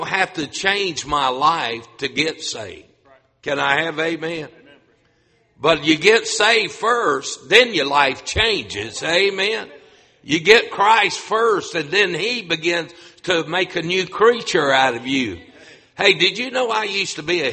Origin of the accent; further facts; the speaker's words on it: North Carolina, United States; moved away as an adult; also born or lived in Grand Rapids, Michigan; a North Carolina boy pastored up north